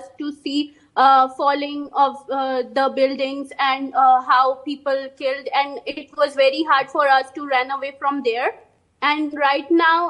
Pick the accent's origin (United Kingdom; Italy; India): India; Delhi; now in Turkey; I'm from Delhi